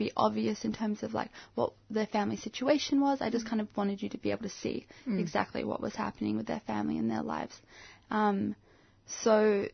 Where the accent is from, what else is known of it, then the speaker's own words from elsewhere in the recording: Australia; I'm African Australian